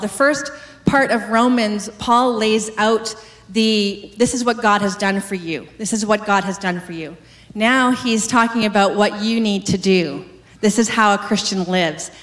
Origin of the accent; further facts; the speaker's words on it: West Coast, Canada; moved away as an adult; I moved across the country to a province I had never been to before, to a city I'd never heard of before, because I'm from the West Coast